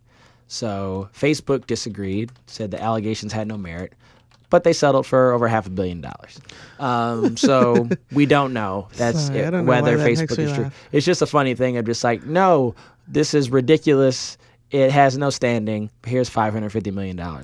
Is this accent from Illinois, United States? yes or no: yes; Illinois, United States; I'm from Illinois